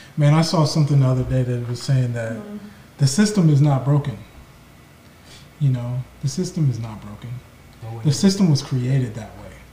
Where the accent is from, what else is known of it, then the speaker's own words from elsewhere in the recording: Igbo land, Igboland, Nigeria; I'm from Nigeria, from you know, Ebo land